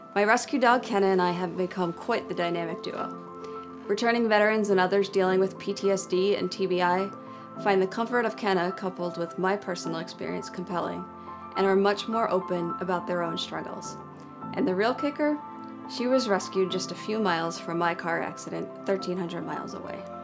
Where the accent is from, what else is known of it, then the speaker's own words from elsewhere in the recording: New Jersey, United States; as a child growing up in New Jersey